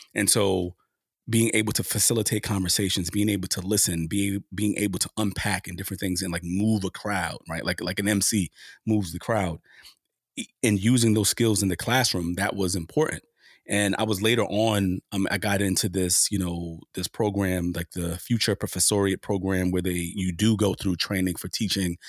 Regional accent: New York City, New York, United States; my experience with the police growing up in Harlem during the height of the crack cocaine epidemic

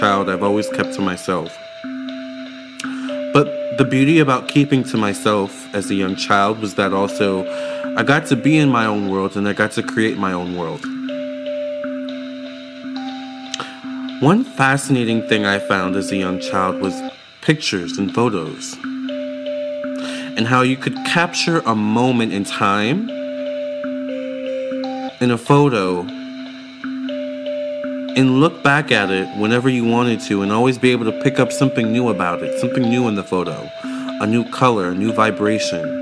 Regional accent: Leesburg, Virginia, United States; I grew up in Leesburg, Virginia, my whole life, born and raised.

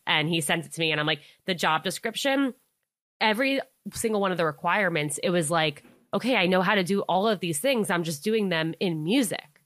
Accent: Westchester, New York, United States; I grew up in Westchester, New York, so right outside of the city

